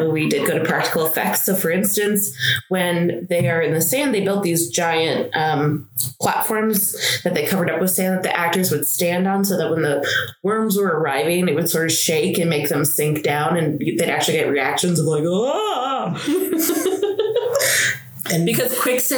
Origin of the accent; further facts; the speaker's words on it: Arizona, United States; I was born in Arizona